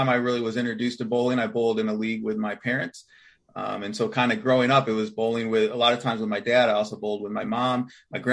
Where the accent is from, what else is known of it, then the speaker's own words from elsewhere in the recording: Canandaigua, New York, United States; also born or lived in Bloomfield, New York; I grew up in the Rochester area in the Finger Lakes